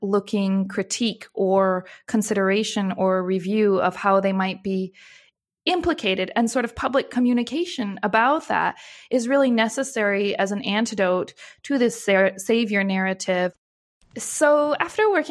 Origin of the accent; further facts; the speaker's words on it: United States; as an American